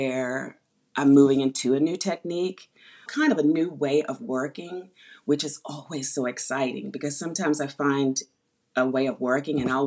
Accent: Washington, District of Columbia, United States; moved away as an adult; now in New York, United States; I'm from Washington, D.C., but I've been here over 30 years

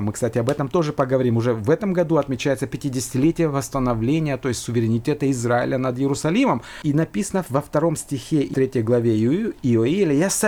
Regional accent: Georgia; now in Finland; я родился в Грузии, и мы с братом там жили, потом мы переехали в другую страну, но я вспоминаю, как, наверное, любой человек, мои воспоминания детства — это школа

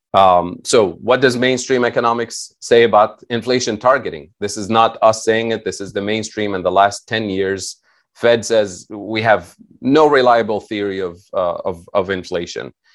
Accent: Tunisia; moved away; I'm originally from Tunisia

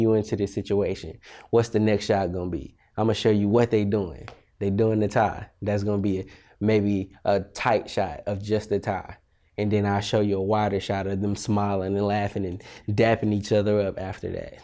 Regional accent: Austin, Texas, United States; also born or lived in Amarillo, Texas / Beaumont, Texas; I'm from Austin. Uh, I was born in Amarillo, Texas, the Panhandle, where it snows in Texas, what I like to say. Um, I moved to Austin when I was probably three. stay there till I was eighteen

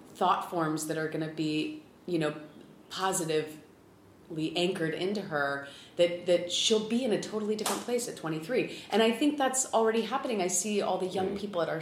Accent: California, United States; also born or lived in San Diego / Los Angeles; I grew up in California. I lived for eight years in San Diego.

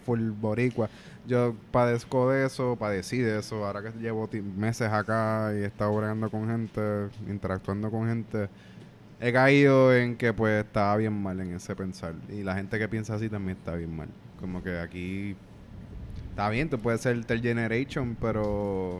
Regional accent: Cabo Rojo, Puerto Rico; moved away as an adult; now in New York, United States; yo soy de, Boquerón, de Cabo Rojo

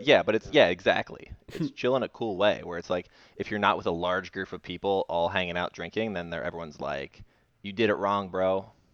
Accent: Indian Rocks Beach, Florida, United States; moved away; we are both in our childhood homes right now

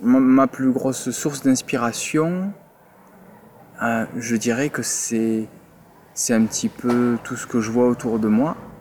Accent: Toulouse, Occitania, France; moved away as an adult; also born or lived in Paris; je suis originaire de Toulouse

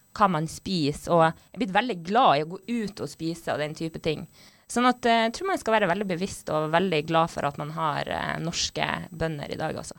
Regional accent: Northern Norway, Norway; jeg er fra Nord-Norge

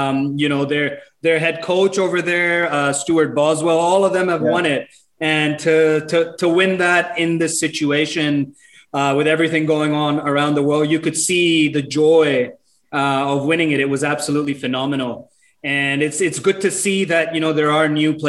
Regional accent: Dubai, United Arab Emirates; moved away as an adult; also born or lived in Pakistan; now in Australia; originally from Pakistan, Karachi, never lived there, but was born and raised in Dubai.

